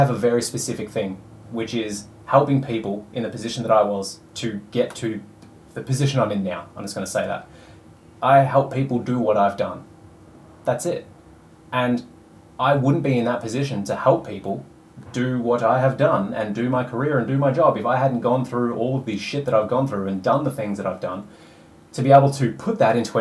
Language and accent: English; Australia; I was born in Australia, white, straight male